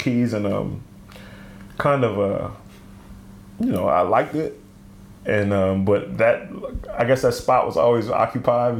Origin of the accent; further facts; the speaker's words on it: Selbyville, Delaware, United States; also born or lived in New Castle, Delaware; I grew up in Delaware